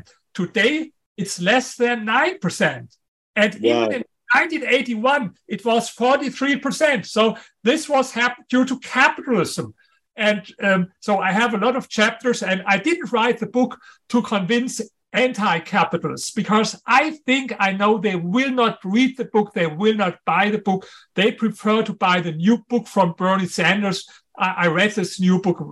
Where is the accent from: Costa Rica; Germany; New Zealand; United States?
Germany; accent: strong German; English is a second language; in spite of my German accent, in spite of my strong German accent